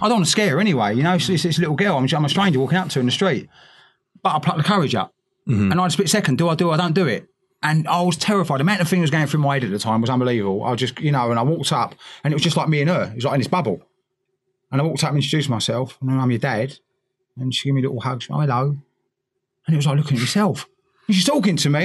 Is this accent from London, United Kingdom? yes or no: yes; London, United Kingdom; all these little boys growing up in East London